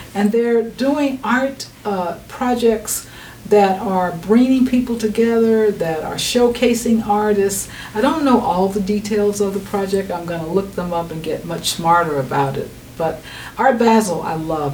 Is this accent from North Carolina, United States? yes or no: yes; North Carolina, United States; I'm from North Carolina